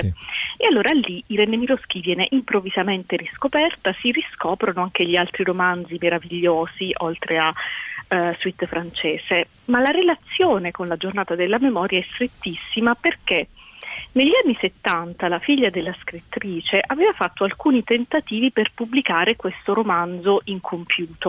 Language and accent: Italian; Apulia, Italy; io in quanto pugliese sono anche orgogliosa